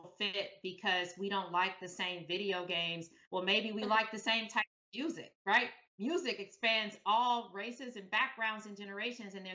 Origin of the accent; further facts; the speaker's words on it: Detroit, Michigan, United States; moved away as an adult; growing up in Detroit, there just weren't models of people who looked like me